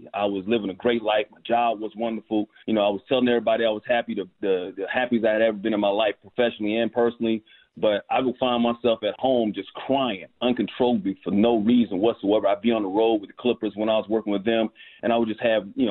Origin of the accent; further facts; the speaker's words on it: Alabama, United States; also born or lived in Bronx; Yeah, I was born in the Bronx. I'm always going to be a New York dude, but Alabama is where my roots are. You know, that's where my formative years of my life.